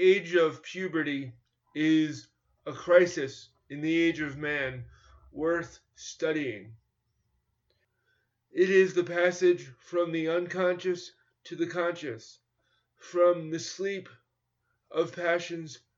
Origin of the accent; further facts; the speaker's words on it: New York, United States; I grew up in New York in competitive schools where it was mainstreamed in the 1970s and 1980s